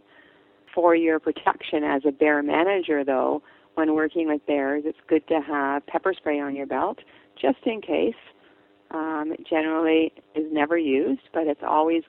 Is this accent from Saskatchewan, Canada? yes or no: no; British Columbia, Canada; I'm from British Columbia